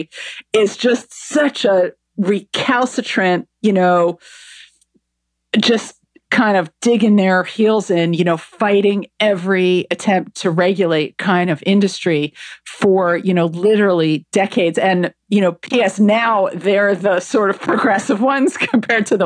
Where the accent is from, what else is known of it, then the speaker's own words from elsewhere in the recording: New Jersey, United States; moved away as an adult; now in London, United Kingdom; I'm from New Jersey